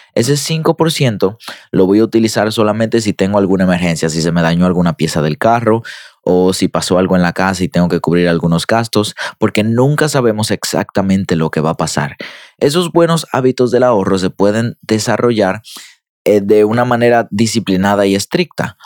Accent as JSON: {"language": "Spanish", "country": "Dominican Republic", "said": "yo soy dominicano"}